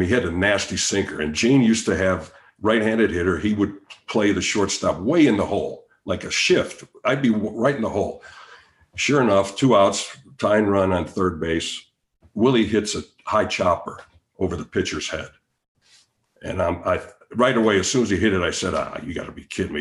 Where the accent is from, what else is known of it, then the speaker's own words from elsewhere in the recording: Chicago, Illinois, United States; I'm from Chicago